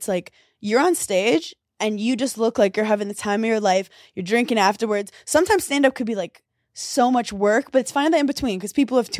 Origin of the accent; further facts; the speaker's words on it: New York, United States; And I love that as a New Yorker.